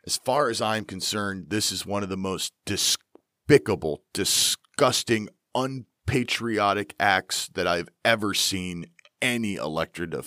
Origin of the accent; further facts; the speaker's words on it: Pennsylvania, United States; I am from Pennsylvania